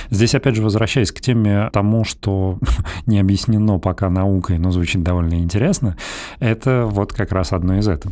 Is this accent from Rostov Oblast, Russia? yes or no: no; Belgorod, Belgorod Oblast, Russia; moved away; also born or lived in Moscow; мы ну, практически вместе росли в Белгороде